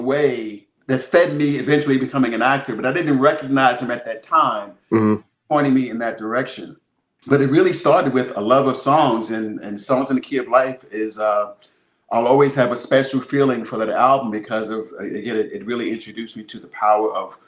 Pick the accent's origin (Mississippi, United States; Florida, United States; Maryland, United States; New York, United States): New York, United States; New York City; also born or lived in Pennsylvania; I was not far from where I grew up here in Harlem